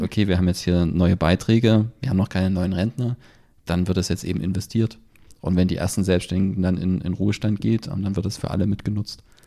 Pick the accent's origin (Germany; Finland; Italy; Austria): Germany; bei uns in Deutschland